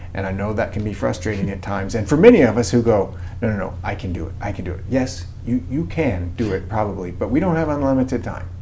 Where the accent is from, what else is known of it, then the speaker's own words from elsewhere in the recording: Missouri, United States; moved away as an adult; also born or lived in Mississippi; now in Kansas, United States; I actually grew up in Missouri around cattle